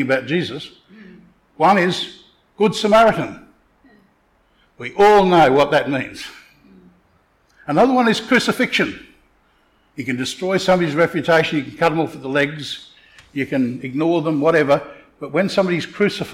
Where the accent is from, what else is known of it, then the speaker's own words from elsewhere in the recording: Townsville, Queensland, Australia; I come from Townsville.